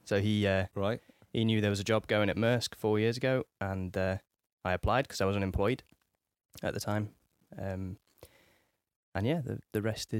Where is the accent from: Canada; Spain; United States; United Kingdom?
United Kingdom; Nottingham, East Midlands; So I'm originally from Nottingham in the Midlands, from a little, I don't know what you call it, suburb, village of Nottingham called Towton. And I grew up there with me mum and me dad.